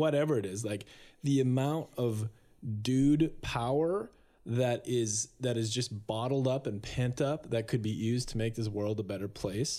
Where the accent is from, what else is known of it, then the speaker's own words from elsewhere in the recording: Minnesota, North Dakota, United States; I grew up in North Dakota.